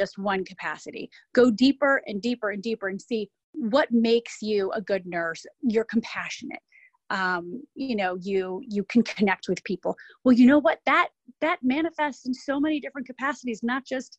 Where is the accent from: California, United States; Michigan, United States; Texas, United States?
Michigan, United States; moved away as an adult; also born or lived in Ohio / Chicago; now in New York, United States; Born and raised in Michigan, went to school in Ohio, lived in Ohio for 12 years after high school, then lived in Chicago for 6 years